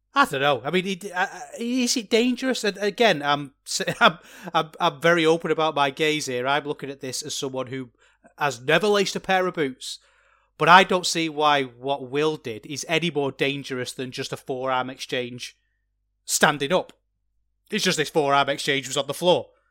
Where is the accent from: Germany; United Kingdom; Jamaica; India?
United Kingdom; England; As an Englishman myself